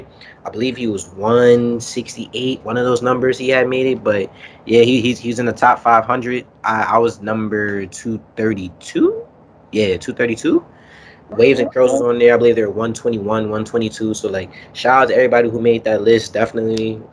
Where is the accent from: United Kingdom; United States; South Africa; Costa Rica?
United States; New York City, New York; also born or lived in Harlem, New York; I grew up in Kingsbridge on Cedric Avenue, so that's where hip-hop was founded